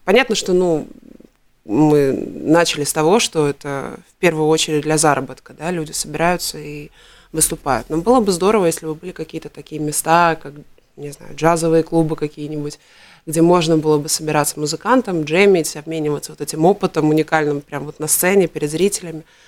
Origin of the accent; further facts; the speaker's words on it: Riga, Latvia; я все детство прожила на Дзырнову